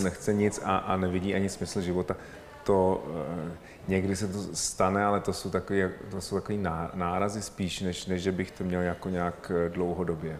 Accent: Czechia; My jsme Češi

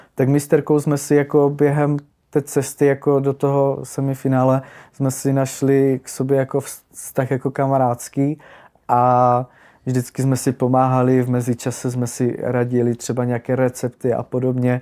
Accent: Ostrava, Moravian-Silesian Region, Czechia; jsem z Ostravy

